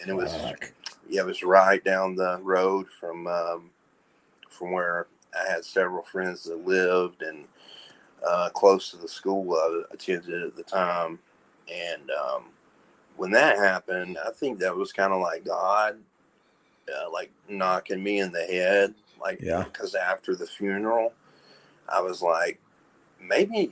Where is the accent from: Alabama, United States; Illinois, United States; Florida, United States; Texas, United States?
Alabama, United States; Birmingham; moved away as an adult; also born or lived in Charlotte, North Carolina; I'm from the South, like deep South, and I grew up right outside of Birmingham